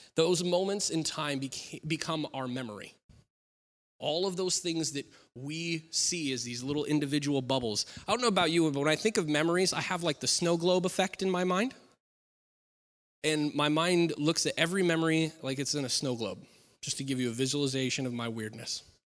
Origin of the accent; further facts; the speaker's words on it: Klamath Falls, Oregon, United States; moved away; I grew up in Klamath Falls